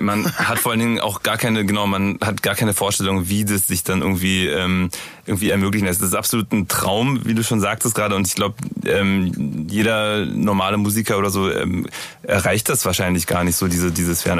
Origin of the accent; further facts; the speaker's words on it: Berlin, Germany; bei uns in Berlin gibt's Dussmann